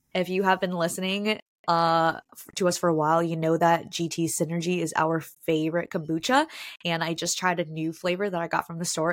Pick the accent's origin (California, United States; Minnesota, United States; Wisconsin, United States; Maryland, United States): Minnesota, United States; Minneapolis; moved away; my hometown, Minneapolis, Minnesota.